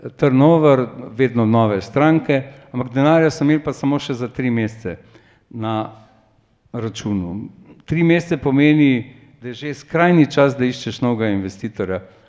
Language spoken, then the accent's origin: Slovenian; Slovenia